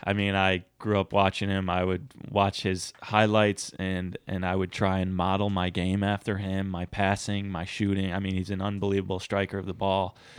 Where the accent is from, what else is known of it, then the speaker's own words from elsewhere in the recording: United States; also born or lived in Scotland; being American